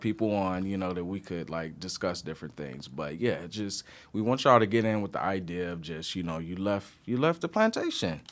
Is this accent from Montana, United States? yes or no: no; Detroit, Michigan, United States; accent: country; moved away as an adult; also born or lived in New York City; I'm originally from Detroit. Uh, Michigan, born and raised East Side